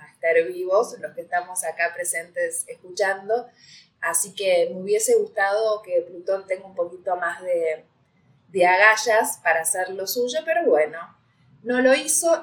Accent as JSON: {"language": "Spanish", "country": "Argentina", "said": "Acá ñoquis se le dice a los que viven del Estado"}